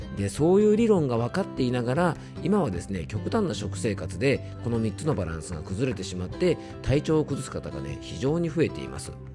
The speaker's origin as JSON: {"language": "Japanese", "region": "Yamanashi", "country": "Japan", "tie": "born or raised there", "said": "地元山梨では"}